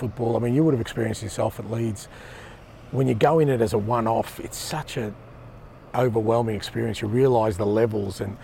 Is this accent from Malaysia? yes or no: no; Australia; moved away as an adult; also born or lived in Japan; now in Glasgow, United Kingdom; Being Australian